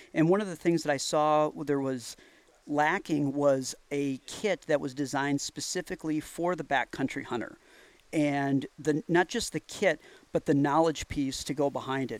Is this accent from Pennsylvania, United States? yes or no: no; Wisconsin, United States; I'm from Wisconsin